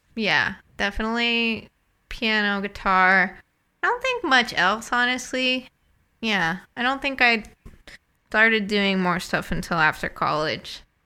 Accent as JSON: {"language": "English", "region": "New England", "country": "United States", "tie": "born or raised there", "also_born_or_lived": "Midwest", "moved": "as an adult", "said": "I was born and raised in New England"}